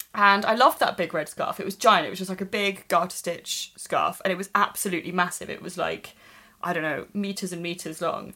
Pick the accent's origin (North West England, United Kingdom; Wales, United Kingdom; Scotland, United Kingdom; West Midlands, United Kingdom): Wales, United Kingdom; Swansea; where I grew up in Swansea.